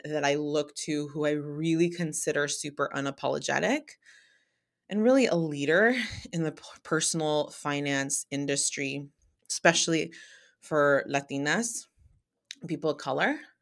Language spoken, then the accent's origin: English; San Francisco Bay Area, California, United States; I'm from the Bay Area